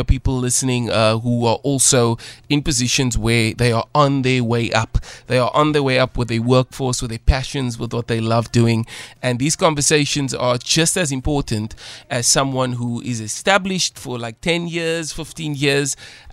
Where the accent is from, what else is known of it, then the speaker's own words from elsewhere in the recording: Cape Town, Western Cape, South Africa; the ATL, yeah, I grew up there